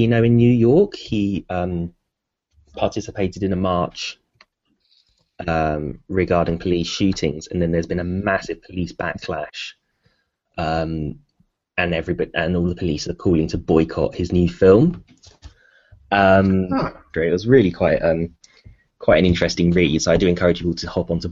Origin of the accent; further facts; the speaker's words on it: Bury St Edmunds, East of England, United Kingdom; Bury St Edmunds, my hometown